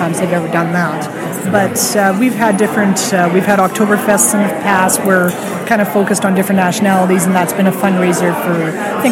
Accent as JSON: {"language": "English", "town": "Sturgis", "region": "Saskatchewan", "country": "Canada", "tie": "born or raised there", "said": "I grew up in Sturgis."}